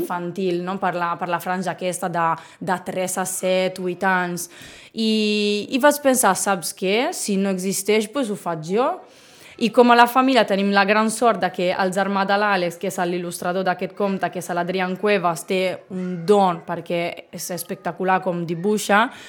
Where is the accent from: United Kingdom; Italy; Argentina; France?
Italy; Bologna, Emilia-Romagna; first language Italian; Catalan is a second language; moved away as an adult; now in Sitges, Spain; Jo sóc originària de Bologna, Bologna, com la salsa